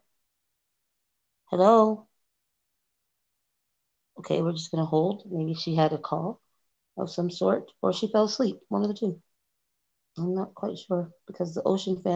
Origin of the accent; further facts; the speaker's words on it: California, United States; I'm from California